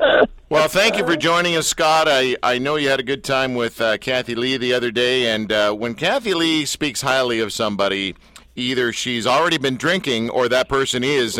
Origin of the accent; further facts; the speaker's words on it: Canada; I'm Canadian